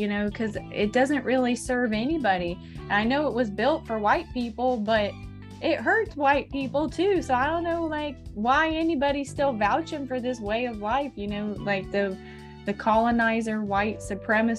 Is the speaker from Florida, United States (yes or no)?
yes; Florida, United States; Growing Up in Florida as a Millennial